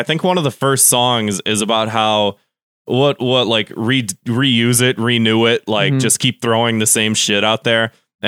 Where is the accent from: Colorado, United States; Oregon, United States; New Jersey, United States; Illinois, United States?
Illinois, United States; Chicago